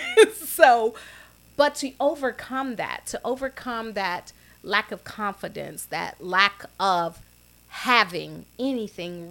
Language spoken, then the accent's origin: English; Chicago, Illinois, United States; we had relatives growing up on the South Side, and we lived on 40th and Drexel, right next to Grant Memorial AME Church, where my father was the custodian